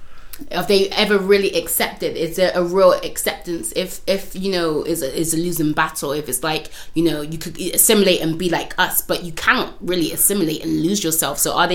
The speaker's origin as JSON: {"language": "English", "town": "Bristol", "region": "South West England", "country": "United Kingdom", "tie": "born or raised there", "moved": "yes", "lives_now": "London, United Kingdom", "said": "Growing up in Bristol, I was very, very much aware of that. And also, you know, just as a young person, you know, young person of Afro-Caribbean descent"}